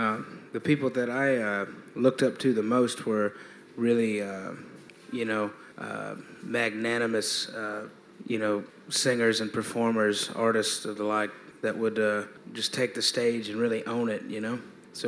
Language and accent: English; Greenville, South Carolina, United States; We're from South Carolina, Greenville.